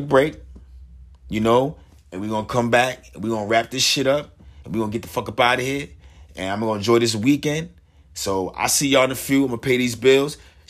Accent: New Jersey, United States; I'm from Jersey

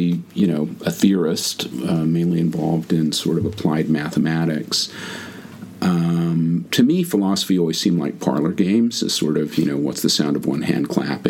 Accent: California, United States; Californian originally. I've lived all over the place, rarely anywhere for more than 2 or 3 years.

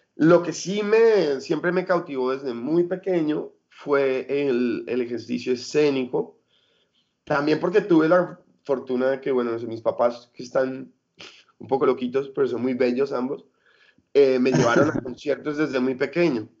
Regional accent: Colombia; moved away as an adult; also born or lived in Europe; cuando ya me fui de Colombia y empecé a trabajar como carga y descarga y como todo lo que pudiera en, eventos en Europa

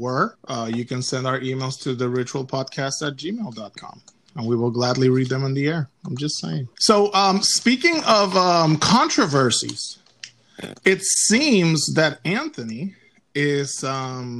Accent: San Juan, Puerto Rico; I am from San Juan, Puerto Rico

